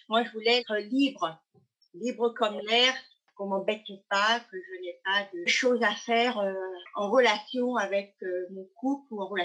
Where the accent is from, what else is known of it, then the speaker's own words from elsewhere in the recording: Pays de la Loire, France; Voilà, et je suis de la Loire-Atlantique.